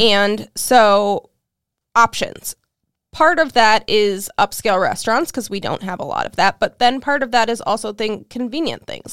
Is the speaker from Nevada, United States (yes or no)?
no; Cleveland, Ohio, United States; now in Peoria, United States; I'm from Cleveland, Ohio originally